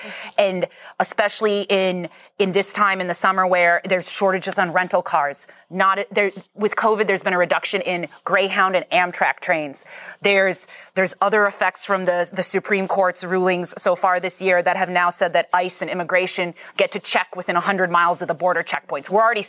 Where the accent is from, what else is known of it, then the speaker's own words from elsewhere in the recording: Wisconsin, United States; So I'm originally from Wisconsin